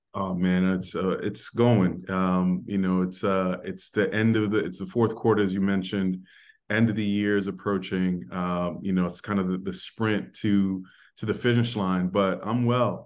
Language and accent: English; New York City, New York, United States; I was raised in the Bronx